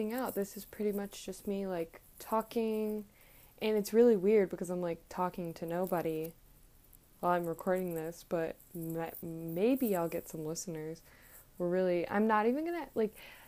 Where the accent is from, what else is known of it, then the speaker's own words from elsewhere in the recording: Virginia, United States; I grew up in Virginia.